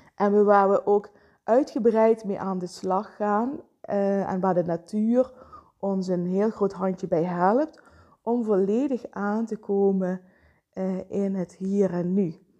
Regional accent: Vijlen, Limburg, Netherlands; zelf ben ik opgegroeid in Veilen.

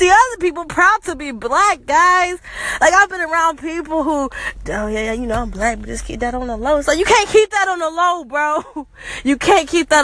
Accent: United States; I am African American. I'm a Black female

